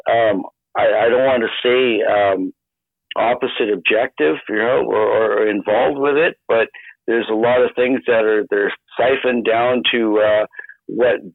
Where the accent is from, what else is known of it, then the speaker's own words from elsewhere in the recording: Canada; I so appreciate as a Canadian